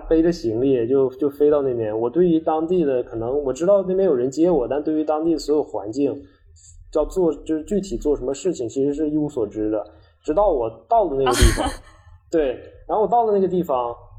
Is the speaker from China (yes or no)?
yes; China; 有三名是我们中国人